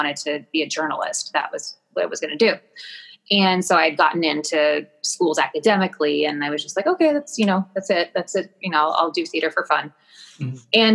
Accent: Kansas City, Missouri, United States; moved away as an adult; also born or lived in Michigan; now in New York, United States; I'm from Kansas City

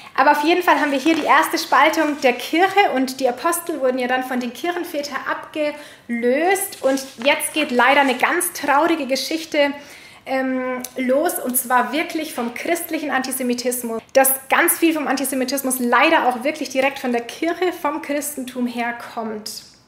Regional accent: Germany; unserer Vergangenheit als Deutsche

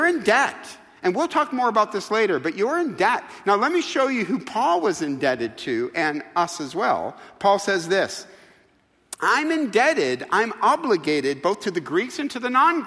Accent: Midwest, United States; moved away as an adult; also born or lived in North Carolina; now in California, United States; I'm from the Midwest.

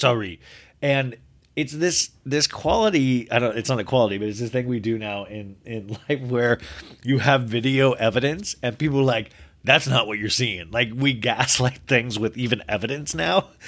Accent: Olathe, Kansas, United States; growing up in Olathe, Kansas

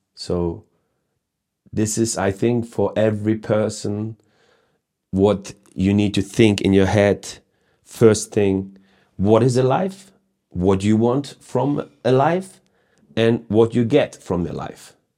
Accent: Hamburg, Germany; I, I was born in Hamburg. I live in Hamburg now still.

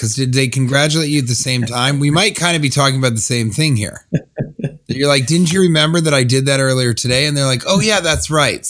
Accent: Denver, Colorado, United States; I'm originally from Denver.

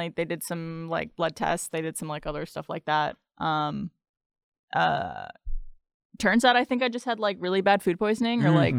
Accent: Canada; I feel like I need to specify I'm Canadian when I go abroad.

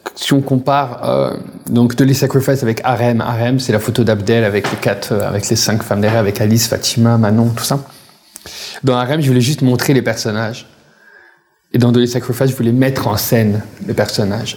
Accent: Paris, Île-de-France, France; moved away as an adult; now in Quebec, Canada; je viens de Paris

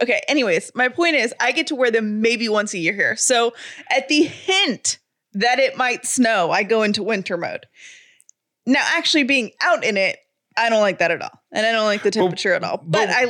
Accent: the South, United States; I love snow because I'm from the South. I love snow because we barely ever get it.

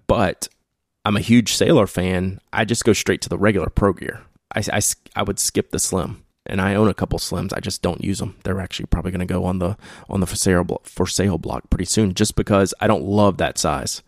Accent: the South, United States; accent: barely southern drawl; my southern, you know, barely southern drawl

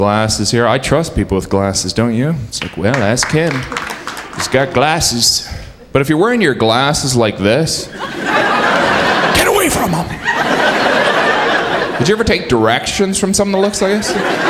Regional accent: Indiana, United States; moved away as an adult; now in New York, United States; I have lived here 10 years. I am originally from Indiana

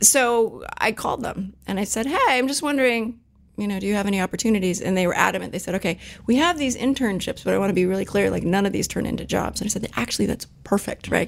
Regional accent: Silicon Valley, Bay Area, California, United States; I was actually born and raised in Silicon Valley, believe it or not. So born at Stanford, raised in the Bay

